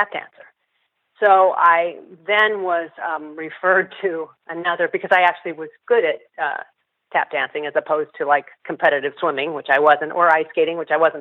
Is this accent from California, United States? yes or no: yes; Southern California, United States; also born or lived in Berkeley, California; I'm from Northern California originally, and then we moved to Southern California when I was seven